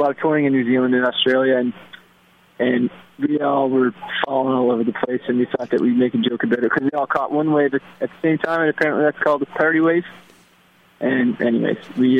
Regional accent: Prince Edward Island, Canada; we're from Prince Edward Island, which is the east coast of Canada

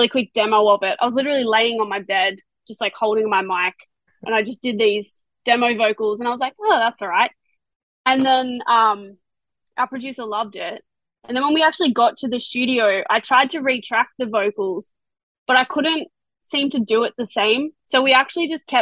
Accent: Australia; accent: Australian; I sing in an Australian accent

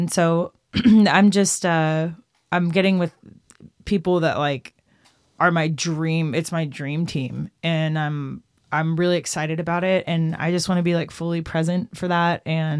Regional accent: Austin, Texas, United States; now in Nashville, United States; I'm from Austin, Texas, and I've been in Nashville 13 years, but I grew up on rock music.

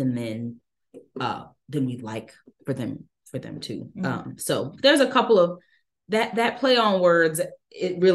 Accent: Dallas, Texas, United States; also born or lived in New Orleans, Louisiana; Then we moved from New Orleans to Dallas. I'm from New Orleans, following Hurricane Katrina. And I grew up, did most of my growing up in Dallas

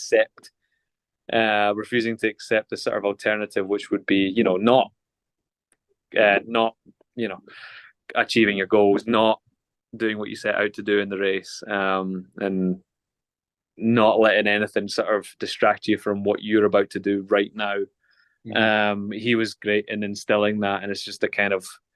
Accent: Glasgow, Scotland, United Kingdom; born and raised in Glasgow

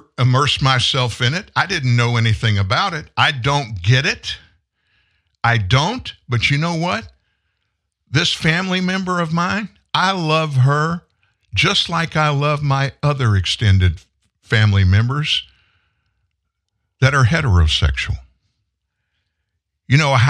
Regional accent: Lafayette, Louisiana, United States; also born or lived in Houston, Texas; now in Shreveport, United States; I was born in Houston, Texas, a suburb of Houston. When I was 4, my family moved to South Louisiana

